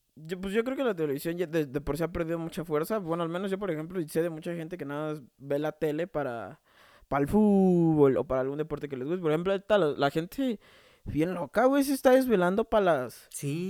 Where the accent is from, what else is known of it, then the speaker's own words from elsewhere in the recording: Mexico City, Mexico; yo soy de Coyoacán